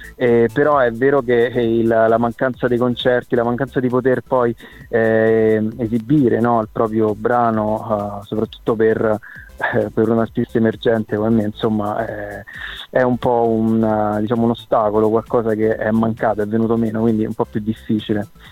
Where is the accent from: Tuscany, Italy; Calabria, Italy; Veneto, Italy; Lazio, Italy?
Lazio, Italy; Frosinone; now in Rome, Italy; trasferitomi a Roma perché io sono nato e cresciuto a Frosinone